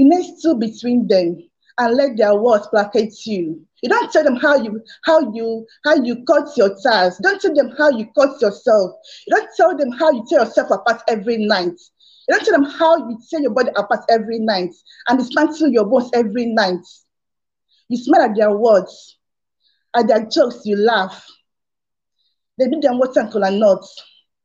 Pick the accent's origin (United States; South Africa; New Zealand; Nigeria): Nigeria; I'm from Nigeria.